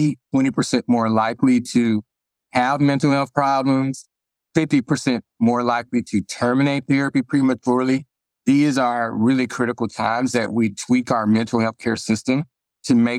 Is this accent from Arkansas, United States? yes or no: yes; Arkansas, United States; moved away; I'm originally from Arkansas